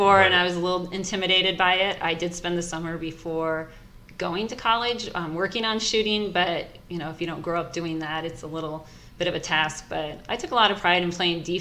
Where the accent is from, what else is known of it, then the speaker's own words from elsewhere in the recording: Grinnell, Iowa, United States; I grew up in Grinnell